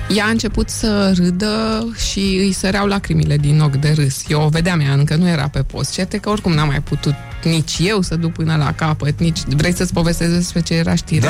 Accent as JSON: {"language": "Romanian", "town": "Hunedoara", "region": "Hunedoara County", "country": "Romania", "said": "Eu sunt din Hunedoara"}